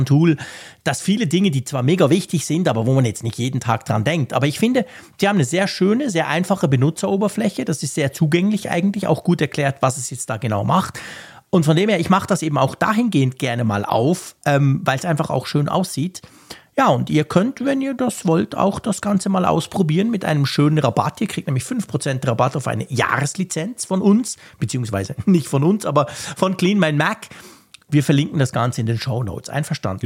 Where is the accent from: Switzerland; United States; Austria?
Switzerland; Ich als Schweizer